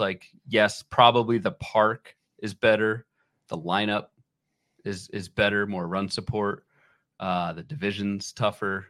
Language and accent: English; Northern Virginia, United States; when I was growing up in the Northern Virginia area